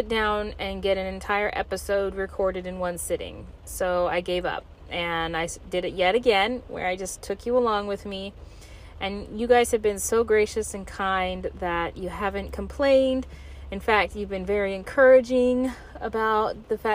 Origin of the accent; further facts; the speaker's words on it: Alaska, United States; lover of my home state of Alaska